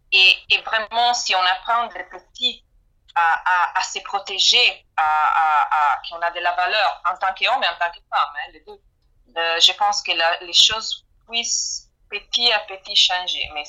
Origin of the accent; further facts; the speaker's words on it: Italy; moved away; je parle en tant qu'italienne.